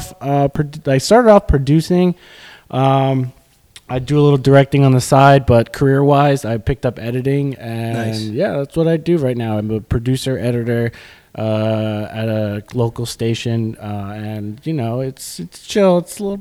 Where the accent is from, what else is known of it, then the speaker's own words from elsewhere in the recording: New Jersey, United States; I'm just a kid from New Jersey